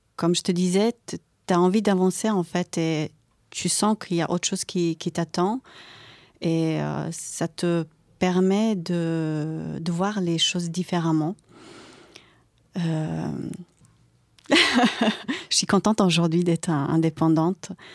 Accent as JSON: {"language": "French", "country": "Croatia", "second_language": "French", "moved": "as an adult", "lives_now": "France", "said": "j'habitais en Croatie. Donc, euh, à 18 ans, je suis arrivée en France grâce à une famille d'accueil"}